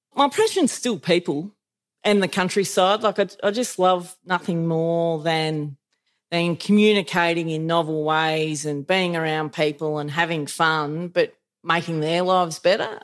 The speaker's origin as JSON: {"language": "English", "town": "Elmore", "region": "Victoria", "country": "Australia", "tie": "born or raised there", "said": "I grew up in Elmore, which is uh, 200 k's north of Melbourne"}